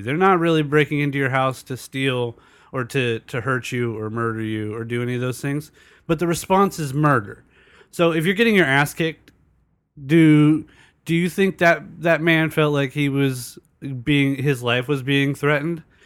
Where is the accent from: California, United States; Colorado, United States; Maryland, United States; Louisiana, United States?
California, United States; El Cajon; I grew up in El Cajon, which is predominantly white.